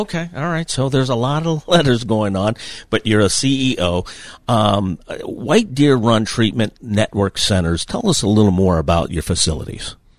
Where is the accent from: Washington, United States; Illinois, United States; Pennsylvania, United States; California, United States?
Pennsylvania, United States; New Castle; my hometown of Newcastle